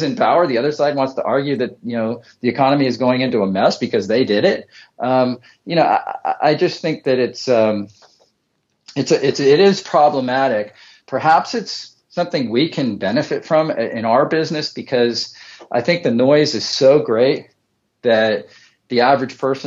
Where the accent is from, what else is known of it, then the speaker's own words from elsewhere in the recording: Bay Area, California, United States; now in Central Coast, California, United States; we're originally from the Bay Area, now on the Central Coast